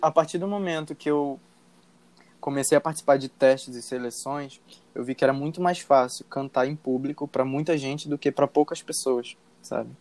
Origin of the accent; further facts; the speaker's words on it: Rio de Janeiro, Brazil; eu sou do Rio de Janeiro e atualmente trabalho como design gráfico